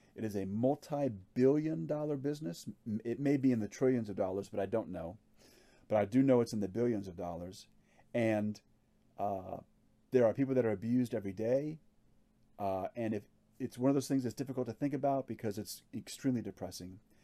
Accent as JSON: {"language": "English", "region": "Hawaii", "country": "United States", "tie": "born or raised there", "said": "I grew up in Hawaii"}